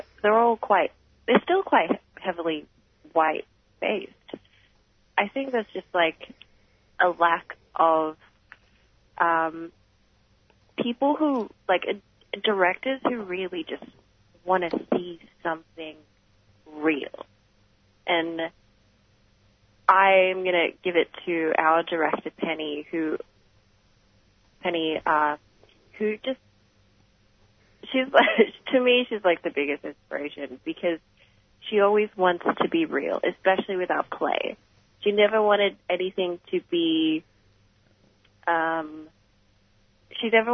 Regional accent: Melbourne, Victoria, Australia; my background is Filipino, but I was born here and born and raised in Melbourne.

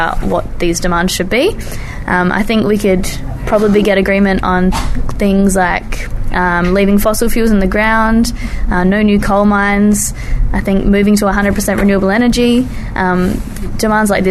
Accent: Adelaide, South Australia, Australia; my hometown, Adelaide

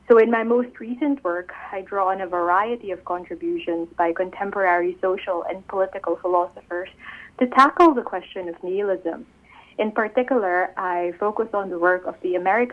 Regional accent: Philippines; I'm from the Philippines, a country I love and a country known for its deeply rooted Catholic tradition.

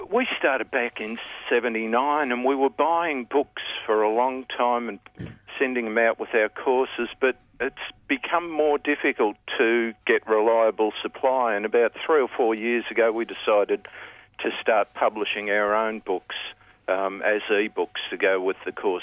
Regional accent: Victoria, Australia; now in Queensland, Australia; I was born in Victoria.

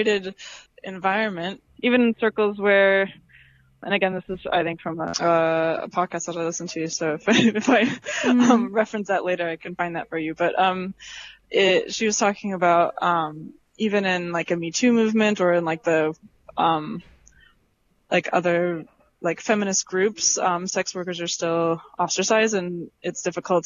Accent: Midwest, United States; I'm from the Midwest in the United States

